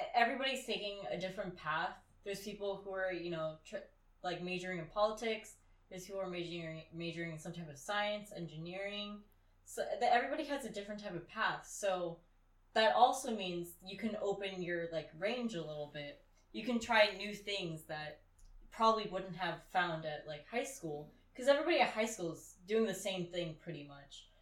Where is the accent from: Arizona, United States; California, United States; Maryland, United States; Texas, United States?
California, United States; moved away; me and some other girls who are also from California.